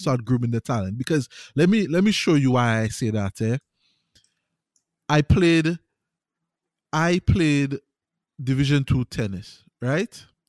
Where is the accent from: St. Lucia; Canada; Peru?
St. Lucia; I play tennis in Saint Lucia, I grew up playing tennis in Saint Lucia